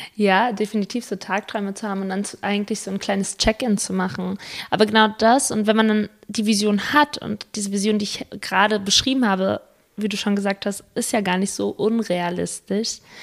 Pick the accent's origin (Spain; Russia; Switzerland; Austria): Spain; moved away; ich bin Spanierin